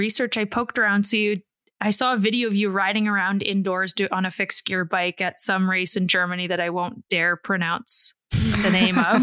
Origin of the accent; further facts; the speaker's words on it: Canada; I'm Canadian